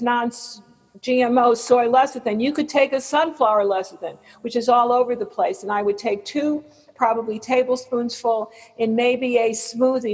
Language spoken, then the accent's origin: English; West Hartford, Connecticut, United States; moved away; I'm from West Hartford, Connecticut